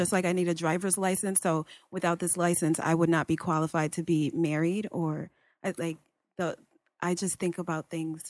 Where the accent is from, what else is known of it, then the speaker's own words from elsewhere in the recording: Bridgeport, Connecticut, United States; I came into this world in Bridgeport Hospital.